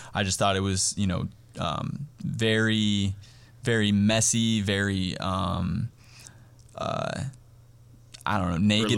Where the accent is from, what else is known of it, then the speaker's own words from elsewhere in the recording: Cheyenne, Wyoming, United States; also born or lived in Wheatland, Wyoming; now in Harrisburg, United States; I'm originally from Cheyenne, Wyoming. Um, I was born and raised there